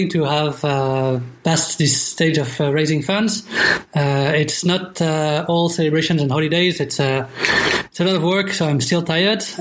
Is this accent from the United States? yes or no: no; Luxembourg; English is a second language; also born or lived in France / Singapore; I'm French and from Luxembourg, so I got two, two, two citizenships.